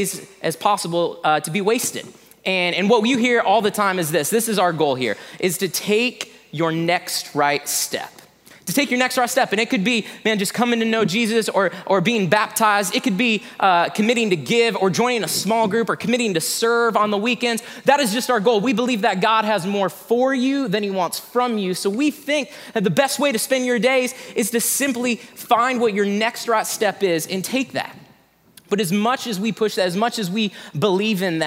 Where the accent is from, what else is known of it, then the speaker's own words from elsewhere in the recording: Indiana, United States; moved away; I'm actually from Indiana